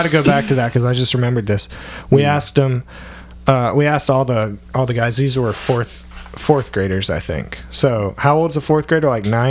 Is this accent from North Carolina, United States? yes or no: yes; Raleigh, North Carolina, United States; I'm from Wake County, you know, Raleigh, the Triangle area.